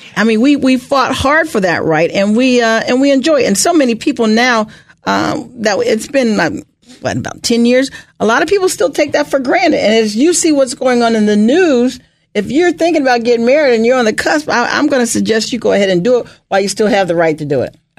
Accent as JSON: {"language": "English", "town": "Bethesda", "region": "Maryland", "country": "United States", "tie": "born or raised there", "also_born_or_lived": "Ohio / Rockville, Maryland", "said": "I grew up in Bethesda, Maryland."}